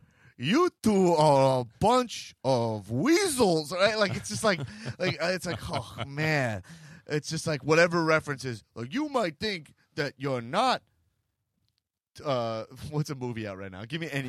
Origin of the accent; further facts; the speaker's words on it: New York City, New York, United States; I'm a New Yorker. I love it.